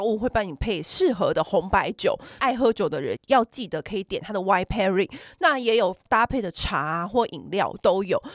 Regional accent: Taiwan; 我们小时候在台 北，或台湾吃章鱼烧

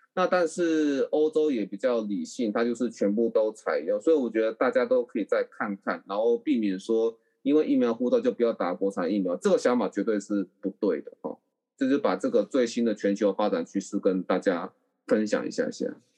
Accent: Taiwan; 我们台湾人

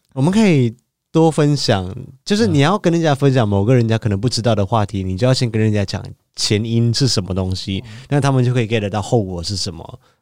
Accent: Malaysia; moved away as an adult; now in Taiwan; 我是一个马来西亚人

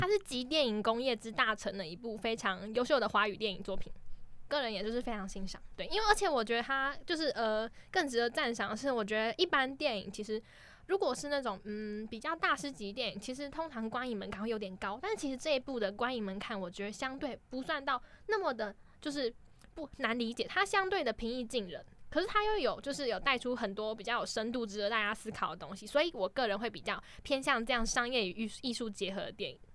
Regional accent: Keelung, Taiwan; 我是基隆人

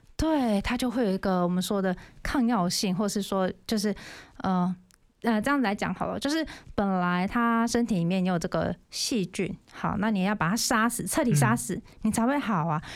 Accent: Yilan County, Taiwan; accent: Yilan accent; moved away as an adult; now in Keelung, Taiwan; 因为我本身是宜兰人嘛

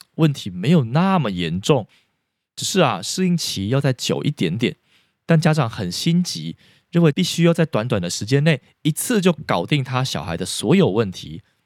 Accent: Taiwan; 台湾的家庭里，无所不用其极，想要抑制孩子哭的行为，这包括我小时候在学校成长的背景里也是这样的

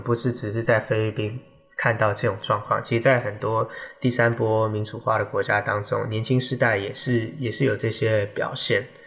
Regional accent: Taiwan; 这点其实我们台湾人就需要去尊重。

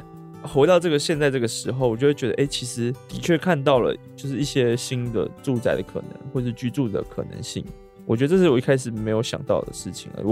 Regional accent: Taichung, Taiwan; 对，那是刚好在我台中我的家乡，

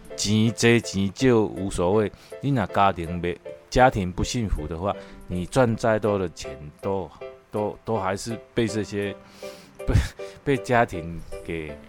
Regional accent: Taiwan; 他毕竟不是我们台湾长大的人

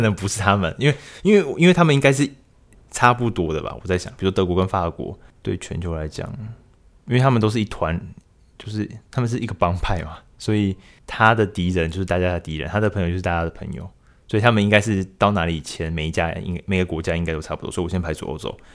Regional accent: Taiwan; 我们台湾这边

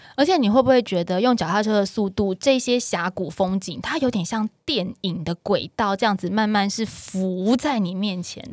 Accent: Taiwan; 我们台湾人

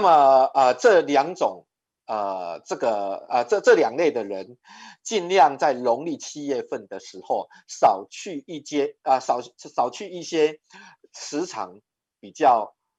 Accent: Taiwan; 我们的台湾礼仪叫做莫必亚固

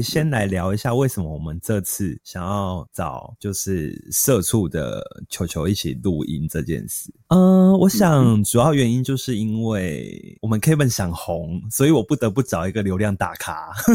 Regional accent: Kaohsiung, Taiwan; 我们南嗯。部，就是我们高雄人

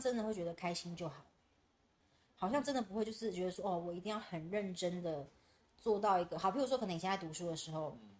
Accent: Taiwan; 我们台湾人

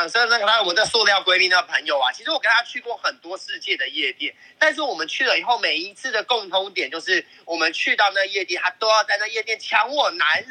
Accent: Hong Kong; 一看他有我们是香港人啊

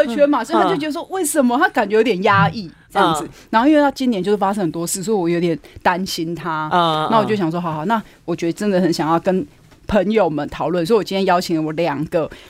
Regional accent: Keelung, Taiwan; 我是基隆人。

